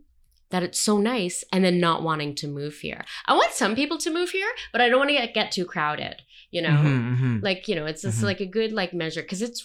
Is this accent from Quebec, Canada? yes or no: yes; Montreal, Quebec, Canada; moved away; also born or lived in Southern Ontario; I'm not from here originally. I've been here 20 years, but I'm originally from Montreal. Spent my teen years in Southern Ontario.